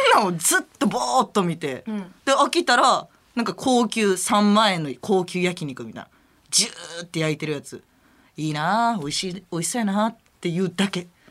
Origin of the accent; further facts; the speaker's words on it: Hirakata, Osaka, Japan; moved away as an adult; now in Tokyo, Japan; ひらがた出身やねんけど